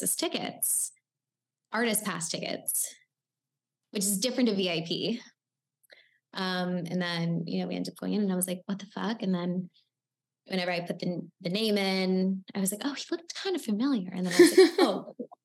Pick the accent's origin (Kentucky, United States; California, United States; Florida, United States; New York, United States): Florida, United States; Miami; I'm from Miami